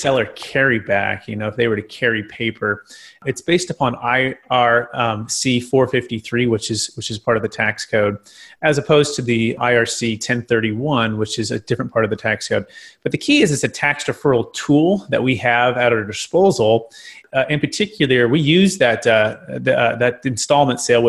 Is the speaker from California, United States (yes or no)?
yes; Fremont, California, United States; now in Sacramento, United States; I'm originally from Mission San Jose, the Bay Area, Fremont area